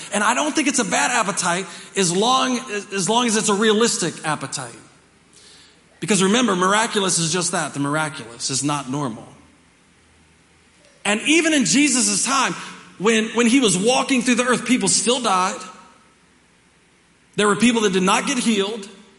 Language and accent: English; Dover, Delaware, United States; born there; I was born in Dover, Delaware, and in an Air Force base